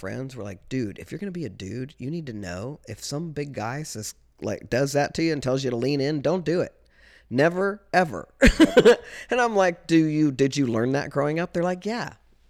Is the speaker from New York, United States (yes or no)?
no; Kansas, United States; I'm from Southeast Kansas. SEK, man. You don't fuck with people from SEK. SEK, we're a tough bunch.